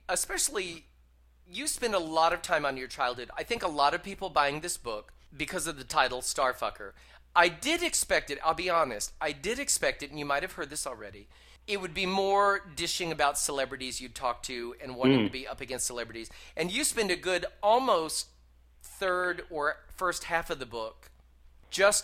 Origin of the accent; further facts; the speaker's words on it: Texas, United States; now in New York, United States; as a gay man myself growing up in Texas and then moving to New York.